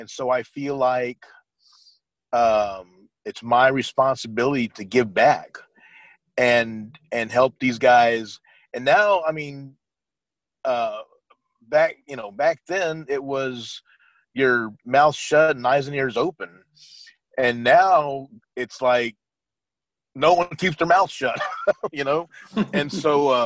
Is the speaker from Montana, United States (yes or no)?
no; San Antonio, Texas, United States; we're both from the same town, we're both from San Antonio.